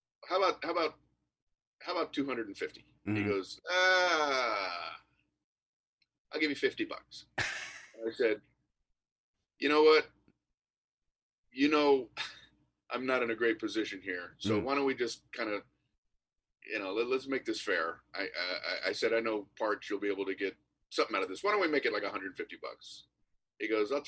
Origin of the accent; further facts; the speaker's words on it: Miami, Florida, United States; moved away as an adult; also born or lived in New York; I'm from Miami, Florida